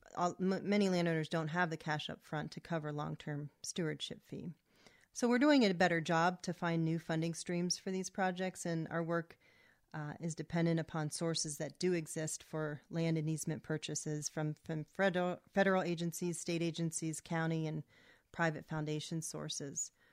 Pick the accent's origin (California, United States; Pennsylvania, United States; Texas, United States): Pennsylvania, United States; Camp Hill; moved away as an adult; I grew up in the Camp Hill, Mechanicsburg area